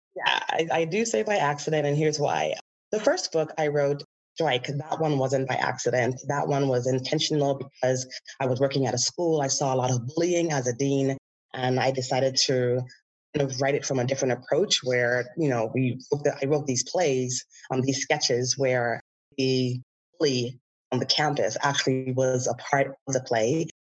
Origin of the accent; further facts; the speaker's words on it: Bahamas; moved away as an adult; now in California, United States; I grew up in the Bahamas